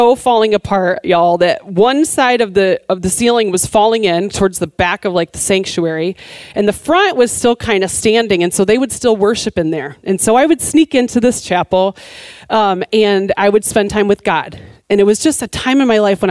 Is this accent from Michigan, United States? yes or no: yes; Michigan, United States; moved away; I grew up in Michigan